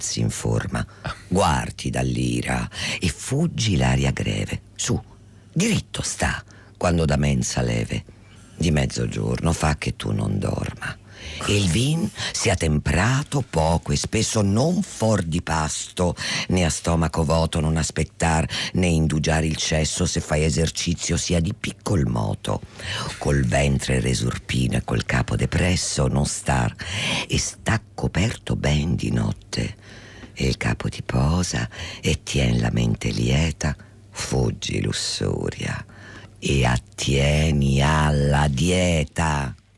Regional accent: Italy; io sono molto legata alla mia lingua e alla mia terra

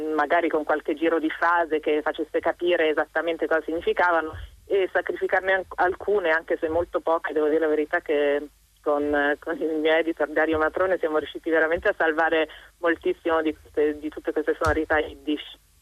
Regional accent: Bolzano, Trentino-Alto Adige, Italy; io per fortuna conosco un po' di tedesco perché vengo da Bolzano

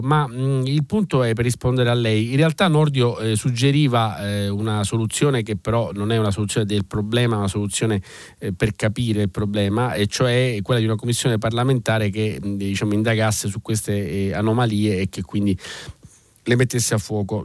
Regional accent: Sicily, Italy; da siciliano, ma da italiano direi

